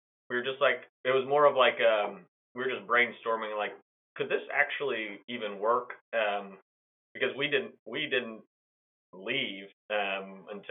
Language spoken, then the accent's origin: English; Kansas City, United States; I'm from Kansas City